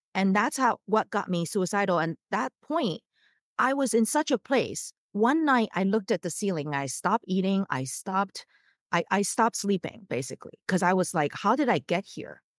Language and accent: English; Taiwan; moved away as an adult; now in United States; I was born in the States and I grew up in Taiwan. And so that's how I learned Mandarin and all that. But after college, I came to the States.